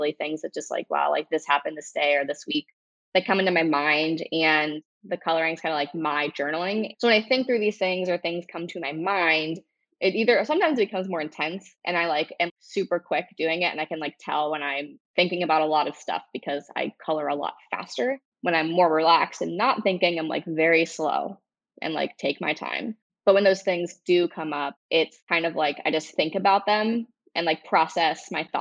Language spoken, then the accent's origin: English; Cincinnati, Ohio, United States; now in Dayton, United States; I've lived in Dayton for, 8 years now. I moved from Cincinnati, so Ohio native.